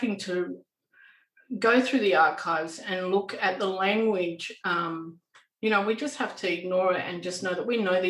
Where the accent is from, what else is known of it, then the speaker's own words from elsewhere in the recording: Western Australia, Australia; I'm actually Noongar and I'm from Western Australia